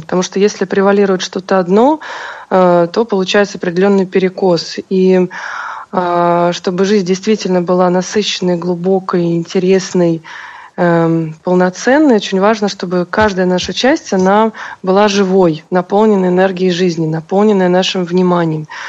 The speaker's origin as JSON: {"language": "Russian", "region": "Saint Petersburg", "country": "Russia", "tie": "born or raised there", "moved": "as an adult", "lives_now": "Moscow, Russia", "said": "Вообще я родилась в Петербурге и всю жизнь прожила там, э, и где-то около шести лет назад я решила уехать в Москву"}